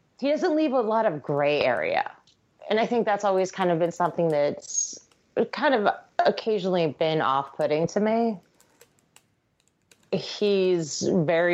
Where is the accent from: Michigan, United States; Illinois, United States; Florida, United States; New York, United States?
New York, United States; I'm from New York